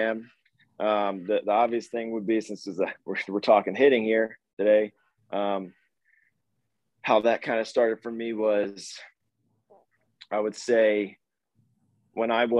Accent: Philadelphia, Pennsylvania, United States; also born or lived in Baltimore, Maryland; I grew up being a multi-sport guy in the Philly area

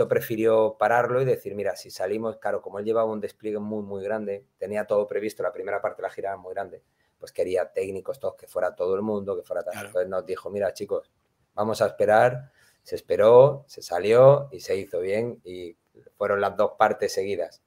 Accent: Málaga, Andalusia, Spain; yo soy malagueño, eh, eh, tengo mi sentimiento andaluz a tope

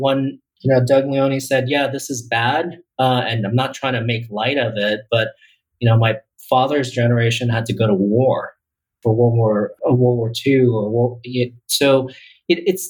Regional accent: Taiwan; I was born in Taiwan

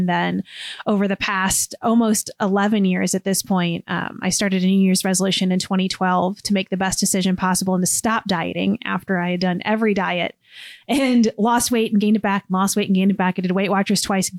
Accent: Illinois, United States; now in Cincinnati, United States; This is the seventh state that I've lived in. I've been in Cincinnati 8 years. I'm originally from Southern Illinois.

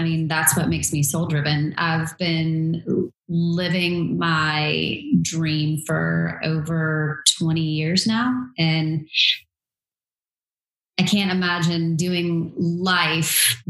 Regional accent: Durham, North Carolina, United States; From North Carolina, born and bred. I grew up in Durham

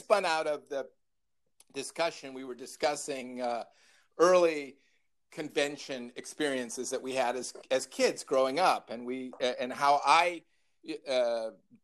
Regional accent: Libertyville, Illinois, United States; my hometown, the town of Libertyville, Illinois.

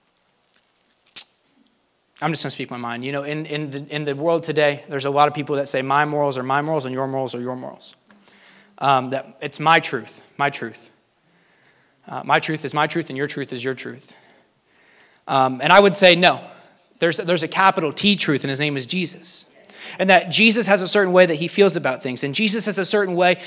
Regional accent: United States; As an American

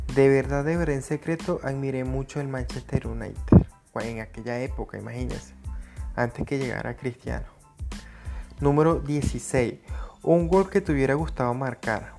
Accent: Venezuela; soy de Venezuela

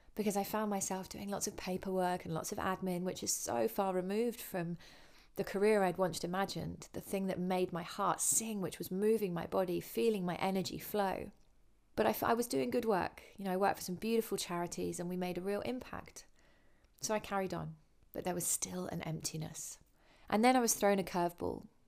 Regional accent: Winchester, South East England, United Kingdom; I grew up in Winchester in England.

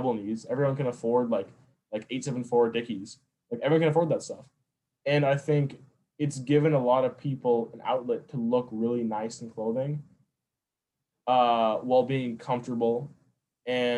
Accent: Minnesota, United States; I'm from the Midwest, like I grew up here in Minnesota

